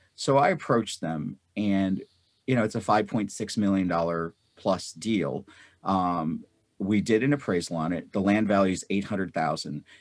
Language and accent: English; North India, India; now in United States; I was born in North India. I grew up during a time of war, and I grew up in the Pak, Indo-Pak Wars